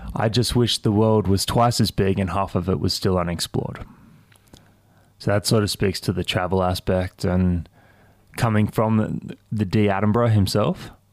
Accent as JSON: {"language": "English", "town": "Cairns", "region": "Queensland", "country": "Australia", "tie": "born or raised there", "moved": "yes", "said": "I grew up in Cairns"}